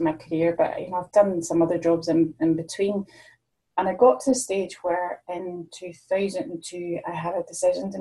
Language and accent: English; Northern Ireland, United Kingdom; now in Ayrshire, United Kingdom; I'm based in Ayrshire now. I'm originally from Northern Ireland, but I've been living here since 1994.